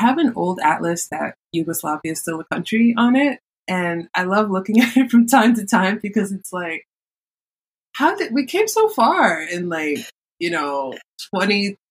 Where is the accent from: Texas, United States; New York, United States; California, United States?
New York, United States; New York City; I am from New York City